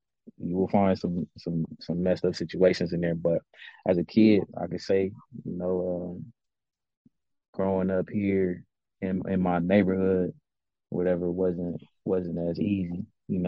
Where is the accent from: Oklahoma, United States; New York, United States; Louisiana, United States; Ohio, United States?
Ohio, United States; Columbus; And I'm from Columbus, Ohio, born and raised. I'm 34 years old, man.